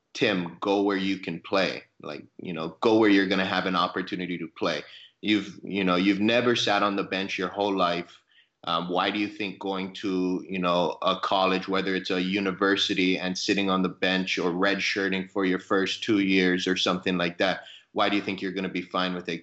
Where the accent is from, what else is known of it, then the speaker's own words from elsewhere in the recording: Hawaii, United States; moved away as an adult; also born or lived in Arizona / Oklahoma; I, I grew up in Hawaii, so I played high school baseball in Hawaii